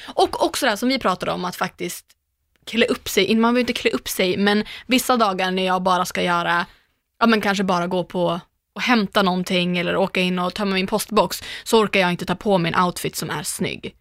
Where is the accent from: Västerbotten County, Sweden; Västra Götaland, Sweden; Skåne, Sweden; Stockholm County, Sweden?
Västerbotten County, Sweden; Umeå; moved away; jag är ju hemma i Umeå med jämna mellanrum. Och då brukar jag alltid käka middag eller hänga med mina barndomskompisar ja. från Ersboda, vi har känt varandra hela livet